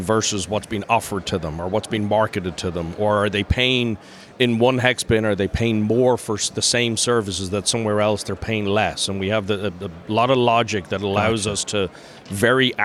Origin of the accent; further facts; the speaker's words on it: Dublin, Leinster, Ireland; moved away as an adult; also born or lived in North Carolina / New York / Orcas Island, Washington; I'm originally from Dublin, from Ireland.